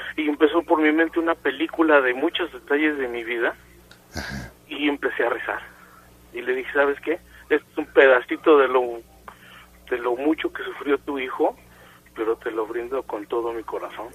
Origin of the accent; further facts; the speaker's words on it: Nezahualcóyotl, State of Mexico, Mexico; yo soy de Neza